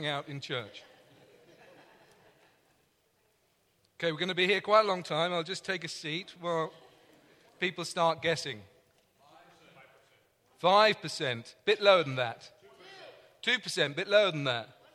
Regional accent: London, United Kingdom; accent: English; I'm from London, and that means I have an English accent

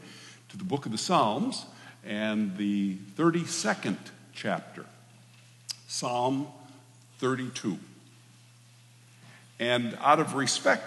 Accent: Michigan, United States; moved away; also born or lived in Alma, Michigan / St. Louis, Michigan / Hastings, Michigan / Hart, Michigan; I was born and raised in Michigan. I am a Midwesterner

